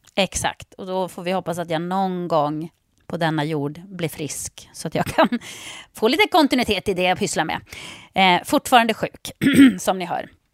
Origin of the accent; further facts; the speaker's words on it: Jokkmokk, Norrbotten County, Sweden; jag är uppväxt i Jokkmokk.